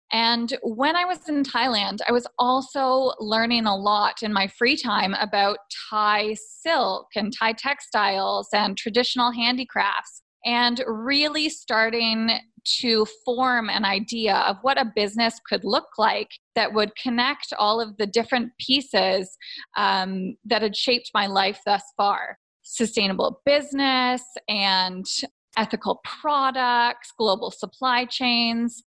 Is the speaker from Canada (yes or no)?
yes; just outside of Toronto, Ontario, Canada; I grew up just outside of Toronto, Canada